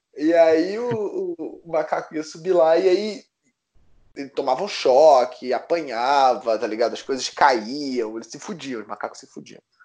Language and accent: Portuguese; Recife, Pernambuco, Brazil; Eu nasci em Recife